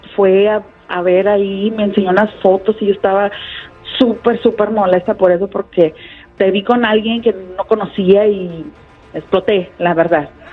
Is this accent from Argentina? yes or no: no; Guadalajara, Jalisco, Mexico; Nosotros somos de Guadalajara